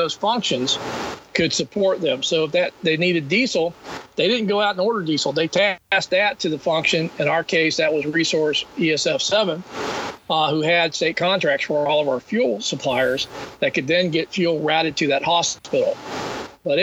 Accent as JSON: {"language": "English", "region": "Florida", "country": "United States", "said": "I'm from Florida"}